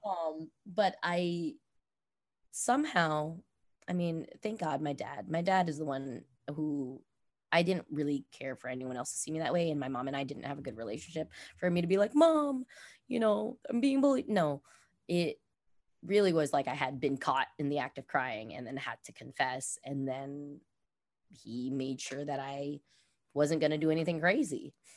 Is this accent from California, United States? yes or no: yes; Los Angeles, California, United States; I grew up obviously in Los Angeles